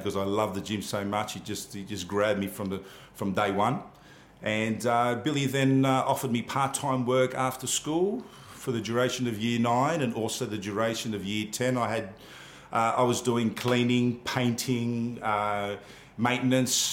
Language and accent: English; Sydney, New South Wales, Australia; also born or lived in Kalamata, Greece / Athens, Greece; We then migrated to Australia and we landed in Marrickville, Sydney, New South Wales, Marrickville.